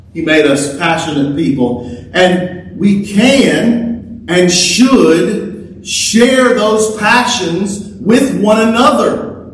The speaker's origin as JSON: {"language": "English", "region": "Louisiana", "country": "United States", "said": "I was from Louisiana"}